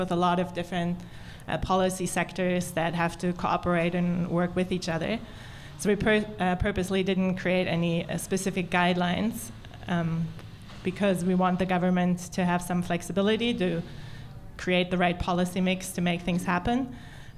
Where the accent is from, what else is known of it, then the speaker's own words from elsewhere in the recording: Berlin, Germany; I'm from Berlin